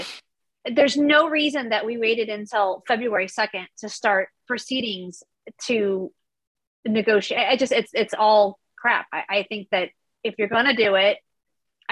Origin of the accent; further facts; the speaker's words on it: Southern California, United States; moved away as an adult; now in Idaho, United States; grew up in Southern California my whole life